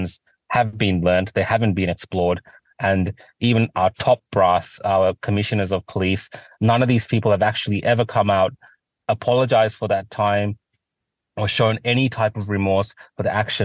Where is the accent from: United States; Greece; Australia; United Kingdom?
Australia; I've always been privileged to grow up in a country like Australia